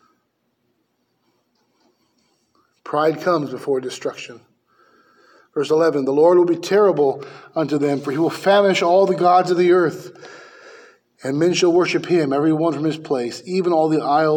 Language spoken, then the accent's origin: English; United States; I'm an American